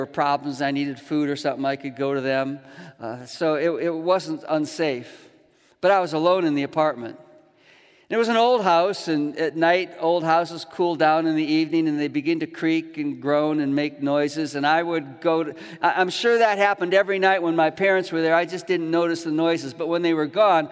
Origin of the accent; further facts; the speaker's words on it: Chicago, Illinois, United States; growing up in Chicago